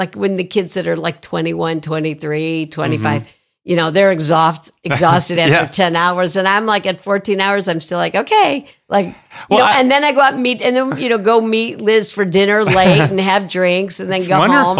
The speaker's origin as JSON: {"language": "English", "town": "Toledo", "region": "Ohio", "country": "United States", "tie": "born or raised there", "said": "Toledo, Ohio."}